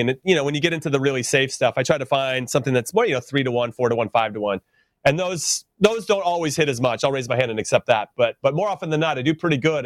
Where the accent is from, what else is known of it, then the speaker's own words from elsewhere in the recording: United States; I'm an American. We grew up with playoffs.